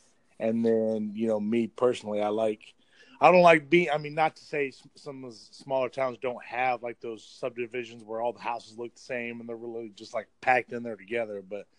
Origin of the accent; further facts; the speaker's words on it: Broken Arrow, Oklahoma, United States; moved away as an adult; now in Coweta, United States; I grew up in Broken Arrow, but I've been living in Coweta here for like 8 years, you know, and I think we're around 10 or 11,000 people. So it's a little bit bigger, but it's definitely smaller by most standards.